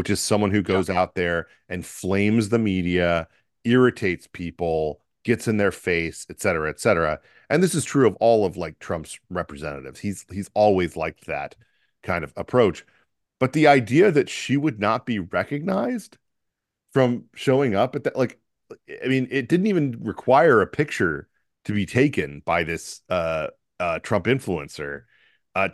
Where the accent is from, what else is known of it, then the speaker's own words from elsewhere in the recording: Charleston, South Carolina, United States; also born or lived in Jackson, Mississippi; I, as somebody who comes from South Carolina, I grew up in Charleston.